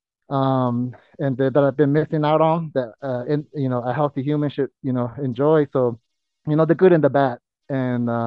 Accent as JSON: {"language": "English", "area": "Zuni reservation", "region": "New Mexico", "country": "United States", "tie": "born or raised there", "said": "I was born and raised on the Zuni reservation because my father's Zuni and my mom's Navajo"}